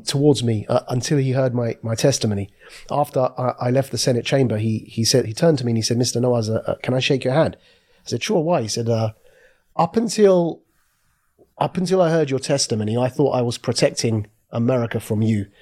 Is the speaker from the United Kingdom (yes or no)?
yes; Southend-on-Sea, East of England, United Kingdom; born and raised in South End on Sea in Essex, a place next door to London